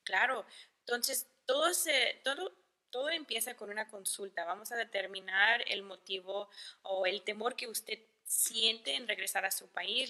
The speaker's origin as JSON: {"language": "Spanish", "town": "El Paso", "region": "Texas", "country": "United States", "said": "yo soy del Paso"}